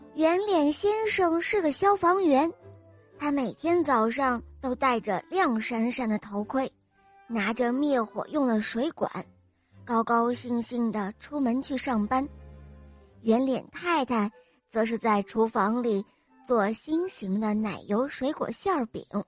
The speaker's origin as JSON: {"language": "Chinese", "town": "Xi'an", "region": "Shaanxi", "country": "China", "said": "我今年五岁半了，我来自西安"}